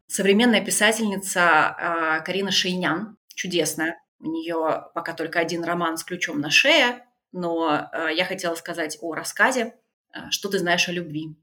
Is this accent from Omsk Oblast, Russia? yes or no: no; Tula, Tula Oblast, Russia; moved away; also born or lived in Germany; Я из Тулы.